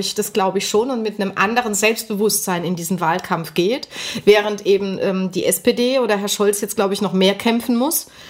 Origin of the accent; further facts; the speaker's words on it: West Germany, Germany; jetzt rede ich als Westdeutsche